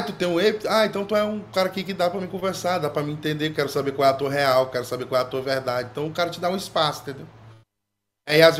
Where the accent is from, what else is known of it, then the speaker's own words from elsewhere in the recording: Ceará, Brazil; sou aqui do Ceará, né?